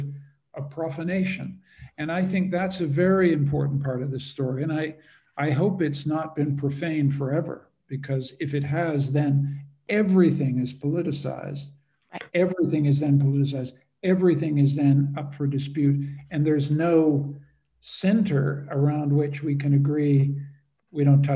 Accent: Canada; also born or lived in Europe; I'm a Canadian

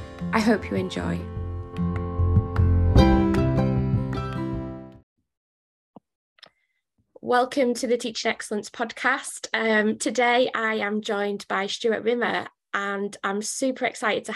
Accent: Wigan, North West England, United Kingdom; now in Cheshire, United Kingdom; I mentioned I was in Cheshire, but I'm actually originally from Wigan

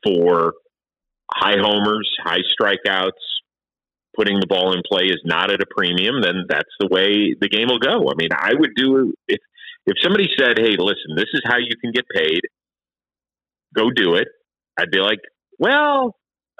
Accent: Cleveland, Ohio, United States; I was very proud of my hometown.

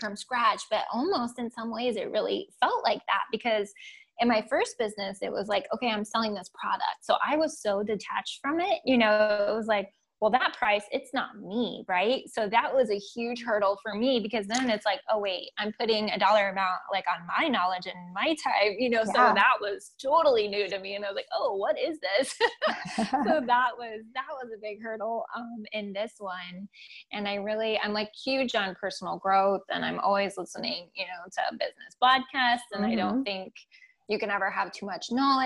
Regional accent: England, United Kingdom; now in Germany; I'm English, so I grew up very not woo-woo at all

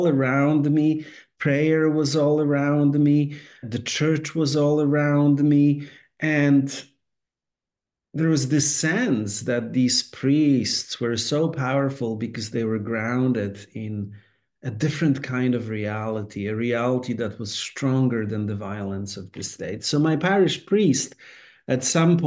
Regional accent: Poland; now in United States; Growing up in Poland at the time when I was growing up, I was born in 1970.

